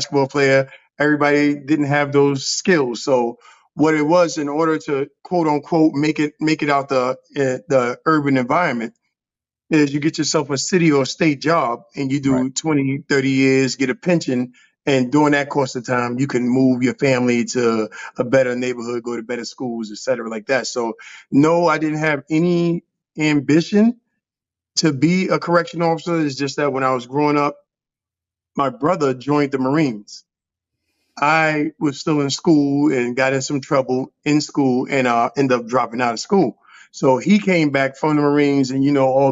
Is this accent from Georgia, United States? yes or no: no; New York City, New York, United States; I'm born and raised in Harlem, New York City, you know, Polo Grounds Projects